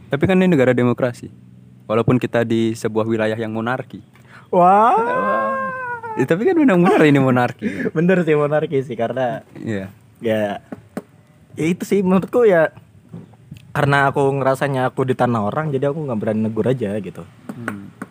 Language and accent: Indonesian; Balikpapan, East Kalimantan, Indonesia; now in Yogyakarta, Indonesia; kan aku dari Kalimantan kan dari Balikpapan.